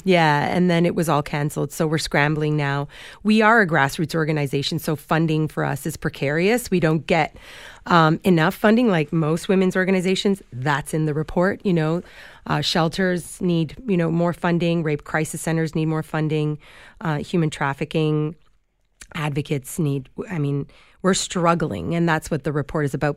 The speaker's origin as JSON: {"language": "English", "town": "Toronto", "region": "Ontario", "country": "Canada", "tie": "born or raised there", "said": "Toronto's my hometown"}